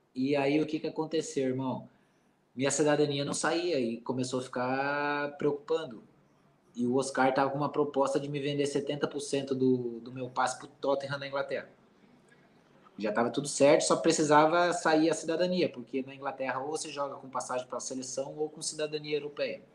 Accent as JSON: {"language": "Portuguese", "region": "Santa Catarina", "country": "Brazil", "moved": "yes", "said": "eu sou catarinense"}